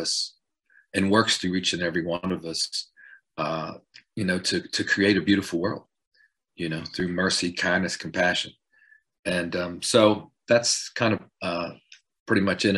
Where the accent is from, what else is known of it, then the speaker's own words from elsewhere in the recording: Clarksburg, West Virginia, United States; I'm from West Virginia. I grew up in Clarksburg, West Virginia